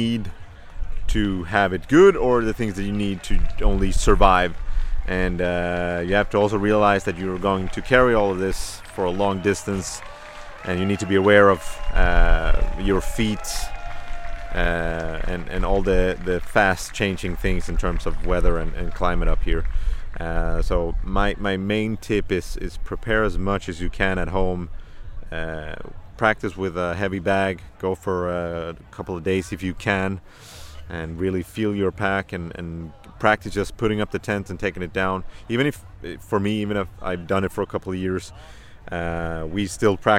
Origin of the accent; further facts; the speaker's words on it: Malmö, Skåne, Sweden; born and raised in Malmö, south of Sweden